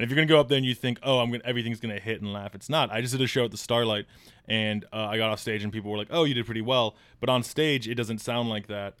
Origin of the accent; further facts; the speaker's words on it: Illinois, United States; moved away; I'm from Illinois